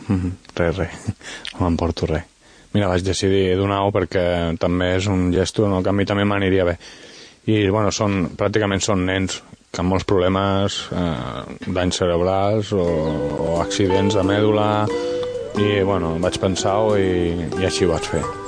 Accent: Sant Sadurní d'Anoia, Catalonia, Spain; also born or lived in Vinaròs, Valencian Community; sóc de Sant Sadurní de Noia

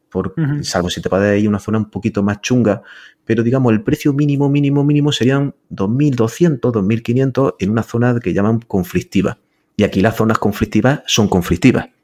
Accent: Granada, Andalusia, Spain; now in Florida, United States; Yo soy de Granada

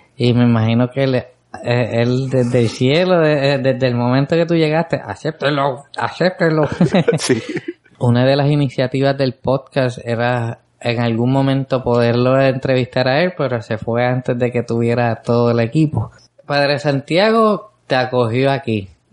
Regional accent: San Lorenzo, Puerto Rico; Es mi pueblo.

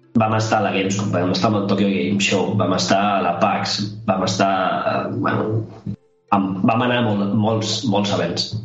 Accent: Sant Joan Despí, Catalonia, Spain; Jo no sóc de Barcelona capital, sóc de Sant Joan d'Espí

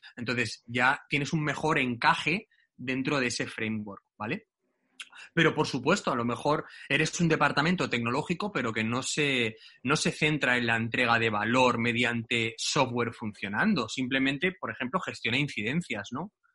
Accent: Barcelona, Catalonia, Spain; yo soy de Barcelona

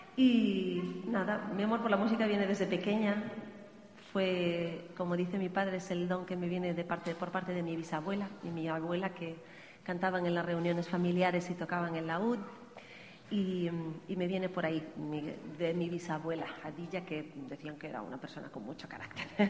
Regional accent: Galicia, Spain; Canto en gallego porque soy gallega

